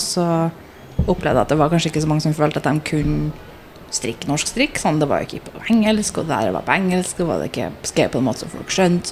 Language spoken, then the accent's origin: Norwegian; Trondheim, Trøndelag, Norway; moved away as an adult; now in London, United Kingdom; født og oppvokst i Trondheim